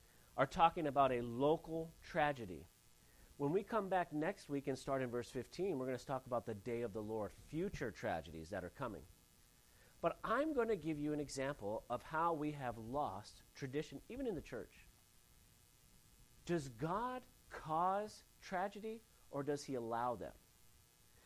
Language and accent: English; Santa Ynez Valley, California, United States; I grew up in the San Ynez Valley area